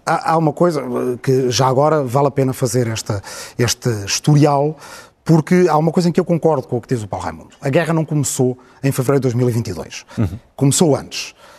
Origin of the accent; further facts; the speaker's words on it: Portugal; nós estamos habituados a ser um país pequeno